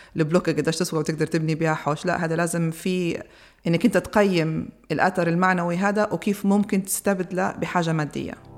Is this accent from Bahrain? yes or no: no; Libya; لينا كليبيين